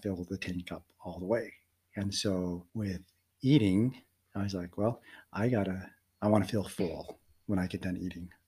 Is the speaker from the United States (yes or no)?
yes; Denver, Colorado, United States; also born or lived in Philippines; I was adopted by an American family and grew up in Denver, Colorado